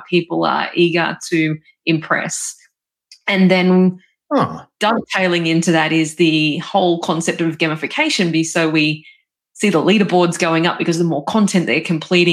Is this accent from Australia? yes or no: yes; Australia; I'm from Australia